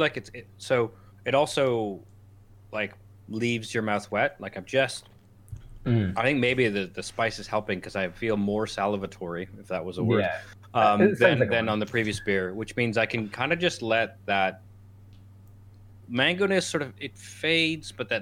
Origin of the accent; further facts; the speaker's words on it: Canada; moved away; I grew up in Canada where microbrewing was a thing